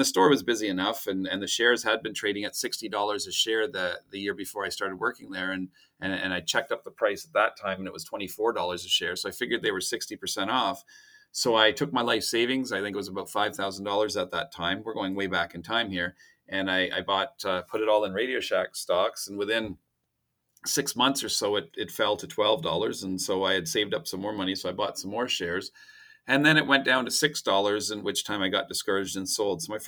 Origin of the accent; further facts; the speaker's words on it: Ottawa, Ontario, Canada; Born and raised in Ottawa